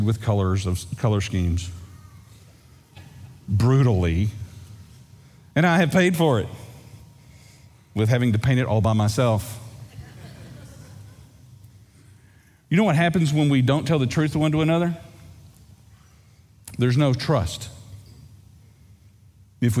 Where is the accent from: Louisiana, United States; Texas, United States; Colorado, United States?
Texas, United States; East; I grew up in East Texas. Lake Fork